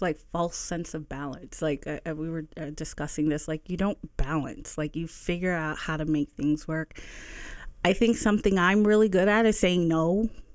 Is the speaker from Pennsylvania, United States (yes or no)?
yes; Bethlehem, Pennsylvania, United States; also born or lived in Allentown; I'm a lifelong resident of the Lehigh Valley. I grew up in the South Side, um, between, and then we moved to Allentown, and then I moved back to Bethlehem